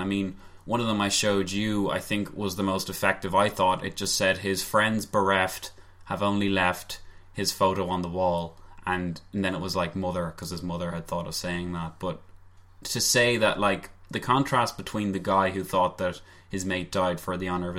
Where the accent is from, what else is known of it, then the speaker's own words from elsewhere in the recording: Ireland; we are Irish